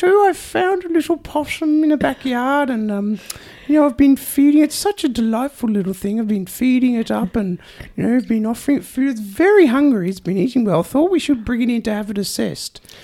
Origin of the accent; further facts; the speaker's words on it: Australia; accent: Aussie; I'm extra Aussie nasal tone at the moment